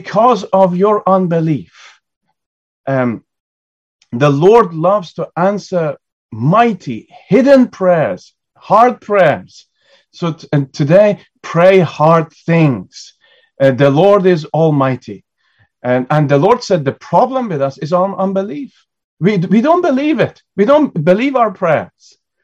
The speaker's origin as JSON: {"language": "English", "country": "United Kingdom", "said": "as British people"}